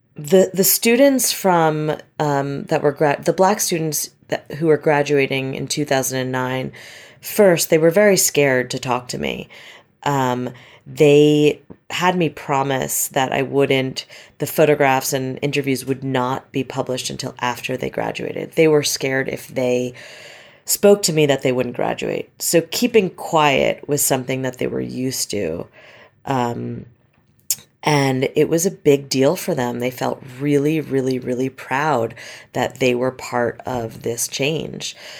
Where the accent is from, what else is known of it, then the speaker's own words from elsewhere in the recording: Westchester, New York, United States; moved away; I grew up in Westchester, uh, which is about sixty miles north of Manhattan